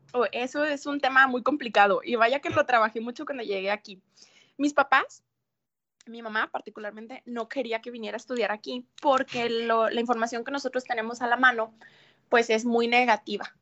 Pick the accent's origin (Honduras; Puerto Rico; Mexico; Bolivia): Mexico; now in Ciudad Juárez, Mexico; como mexicana